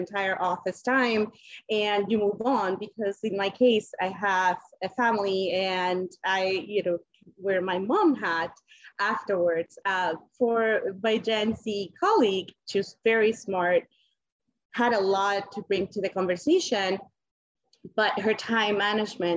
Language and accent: English; Colombia; English is a second language; moved away; I'm originally from Colombia